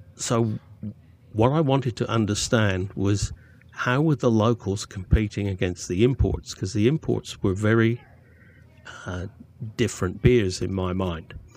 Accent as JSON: {"language": "English", "area": "Cornwall", "region": "South West England", "country": "United Kingdom", "tie": "born or raised there", "moved": "yes", "lives_now": "Australia", "said": "I grew up in Cornwall"}